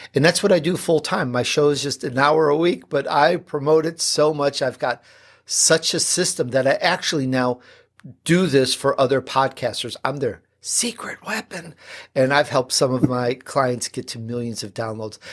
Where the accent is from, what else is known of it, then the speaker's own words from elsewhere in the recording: Chicago, Illinois, United States; accent: Chicago; also born or lived in Sicily, Italy; I'm born in Sicily, believe it or not. Um, though, uh, I, I grew up in Chicago, so sometimes that little Chicago accent comes out.